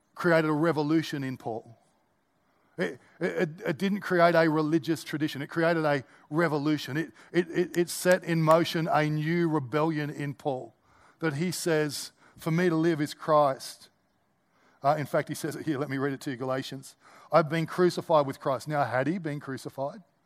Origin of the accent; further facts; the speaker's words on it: Australia; as an Australian